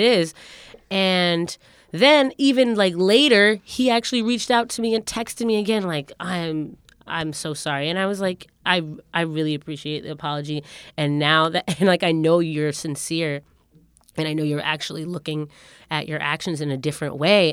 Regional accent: Windsor, Connecticut, United States; growing up in Windsor, Connecticut

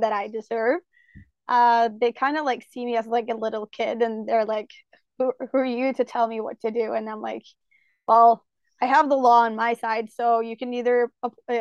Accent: Norway; English is a second language; I'm from Norway

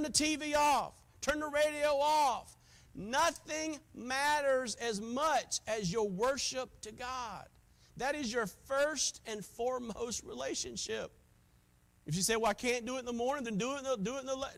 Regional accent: South Carolina, United States; moved away; I was from South Carolina

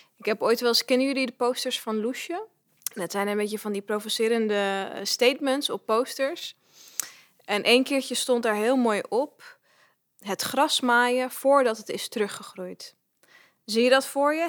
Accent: Netherlands; ik ben geboren en getogen in Nederland

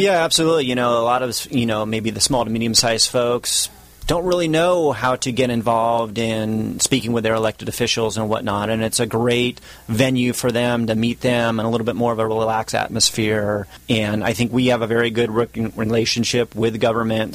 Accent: Orange County, California, United States; I'm from Orange County.

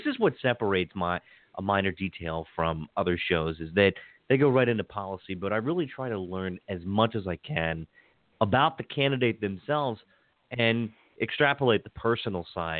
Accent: Hagerstown, Maryland, United States; also born or lived in Pittsburgh; Growing up in Western Maryland in Hagerstown

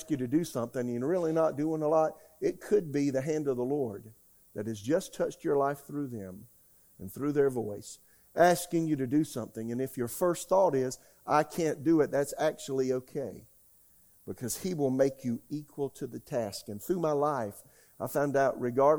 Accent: United States; also born or lived in Oklahoma; now in Raleigh, United States; I'm an American

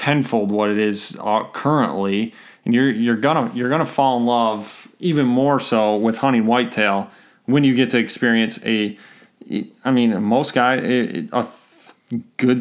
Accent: Michigan, United States

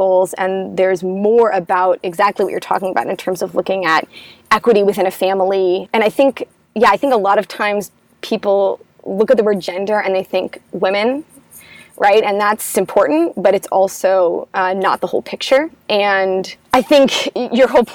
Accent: United States; I'm American

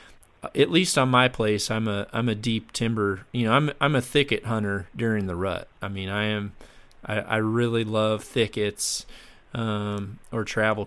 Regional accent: Mississippi, United States; I grew up down in Mississippi

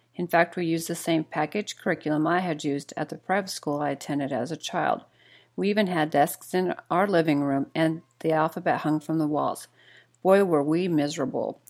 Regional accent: Idaho, United States; moved away; also born or lived in Ohio; I grew up in Idaho

